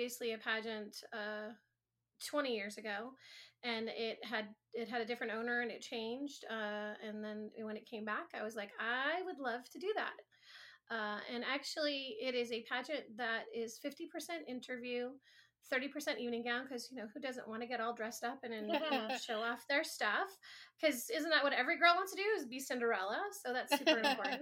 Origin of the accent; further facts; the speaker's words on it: Michigan, United States; now in Miami, United States; I actually am originally from Michigan